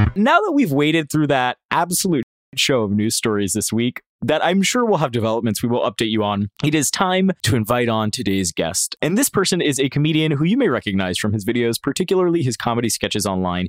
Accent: Florida, United States; also born or lived in Puerto Rico; now in New York, United States; growing up in Florida, I learned to sleep through hurricanes

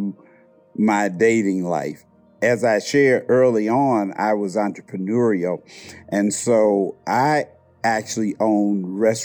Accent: Indianapolis, Indiana, United States; I'm from Indianapolis, Indiana

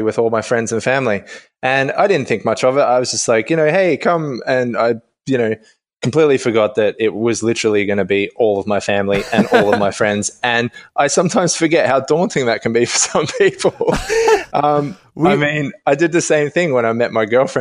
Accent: Melbourne, Victoria, Australia; moved away as an adult; now in London, United Kingdom; I'm from Melbourne

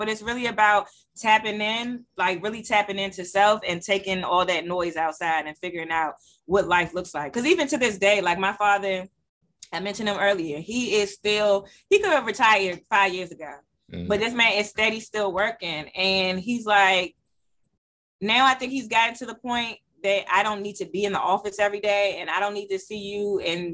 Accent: Washington, District of Columbia, United States; born and raised in Southeast.

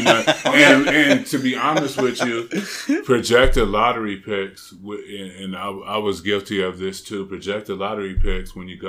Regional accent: San Diego, California, United States; also born or lived in Bay Area, California / East Oakland, California; I came from Southeast San Diego. I came from the hood.

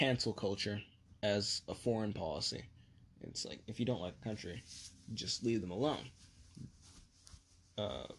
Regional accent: United States

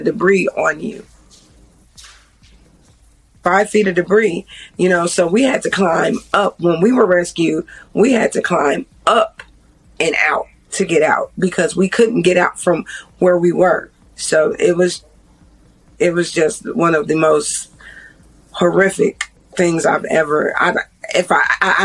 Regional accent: Chicago, Illinois, United States; now in Kentucky, United States; I'm not originally from Kentucky, so all these towns are small to me. I'm from Chicago

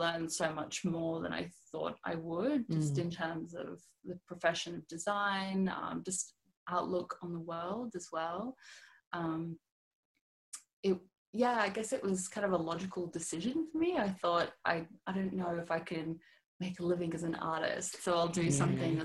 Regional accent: Sydney, New South Wales, Australia; also born or lived in Odessa, Ukraine; I grew up in Australia, so feel very Australian, much more than Ukrainian.

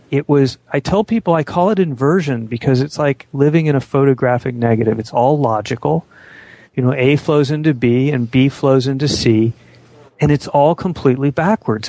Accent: Phoenix, Arizona, United States; now in Washington, United States; grew up in Phoenix, Arizona in the 60s and 70s

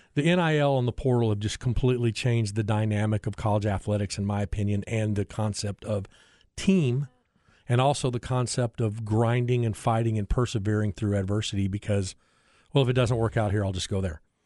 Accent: South Bend, Indiana, United States; now in Austin, United States; I grew up in South Bend

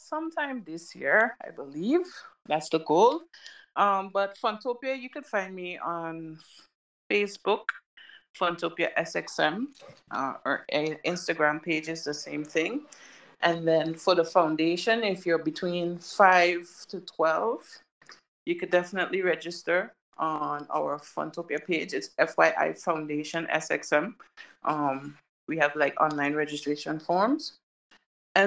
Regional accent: Sint Maarten; And I'm a St. Maarten person. I'm from St. Maarten.

